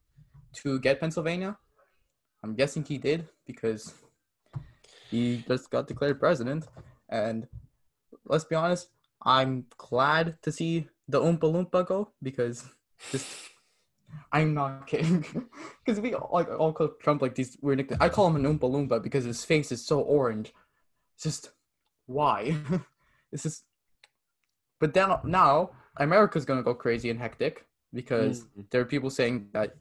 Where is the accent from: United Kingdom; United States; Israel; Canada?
Canada; also born or lived in Quebec; I like being Canadian